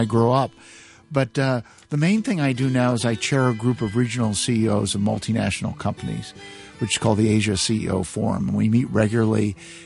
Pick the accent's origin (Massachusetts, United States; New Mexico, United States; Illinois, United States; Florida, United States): Illinois, United States; Galesburg; also born or lived in Chicago, Illinois; now in Hong Kong; when I was only about 4 years old, we moved another part of Illinois, the same state, a place called Galesburg